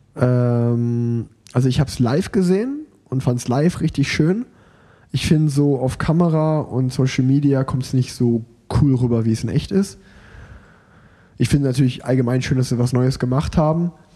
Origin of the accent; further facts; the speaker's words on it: Sauerland, North Rhine-Westphalia, Germany; moved away; in meiner alten Heimat